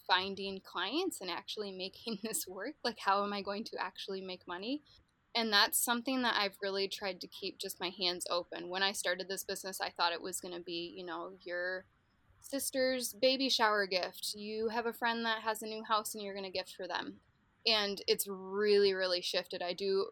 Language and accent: English; Grand Rapids, Michigan, United States; I'm from Grand Rapids